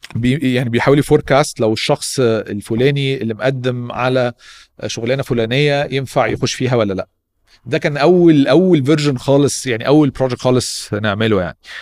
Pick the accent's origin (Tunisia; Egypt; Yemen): Egypt; احنا شباب مصري جامدين